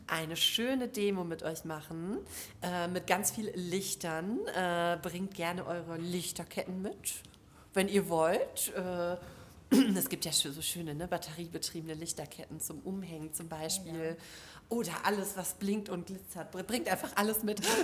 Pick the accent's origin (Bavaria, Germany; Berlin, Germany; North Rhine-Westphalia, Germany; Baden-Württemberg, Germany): North Rhine-Westphalia, Germany; Duisburg; aus Duisburg, ähm, da wo ich herkomme